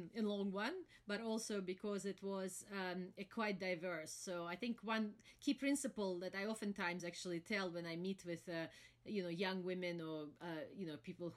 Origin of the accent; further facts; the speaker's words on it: Moscow, Russia; moved away as an adult; also born or lived in London; I was born and raised in Moscow during still the Soviet times.